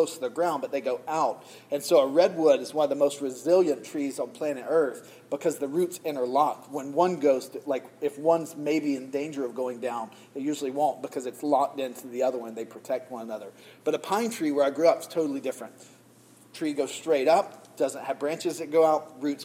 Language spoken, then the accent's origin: English; the South, United States; accent: Southern; moved away; I grew up in the South